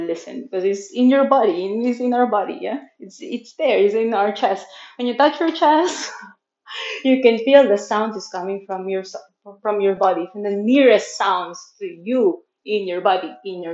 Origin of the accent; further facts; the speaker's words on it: Manila, Metro Manila, Philippines; English is a second language; now in Chiang Mai, Thailand; I'm born and raised in Manila, Philippines. I'm currently living in Chiang Mai in Thailand